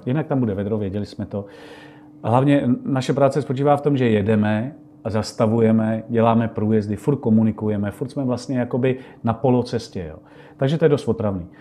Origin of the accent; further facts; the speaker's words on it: Czechia; my jsme z Čech